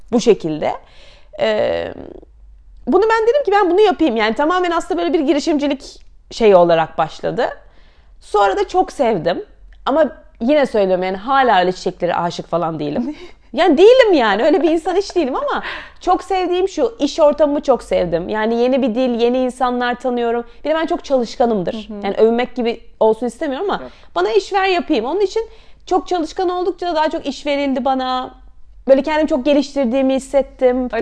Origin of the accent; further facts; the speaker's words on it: Istanbul, Turkey; moved away as an adult; also born or lived in Canterbury, United Kingdom / Paris, France; 83 İstanbul doğumluyum.